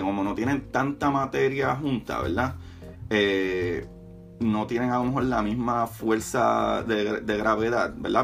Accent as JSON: {"language": "Spanish", "country": "Puerto Rico", "said": "Como buen boricua"}